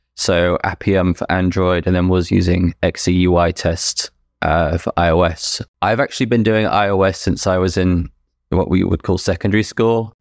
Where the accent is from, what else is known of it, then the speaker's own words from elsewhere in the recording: United Kingdom; moved away as an adult; now in New Brunswick, Canada; I was born and raised in the U K, lived there until, uh, August twenty twenty.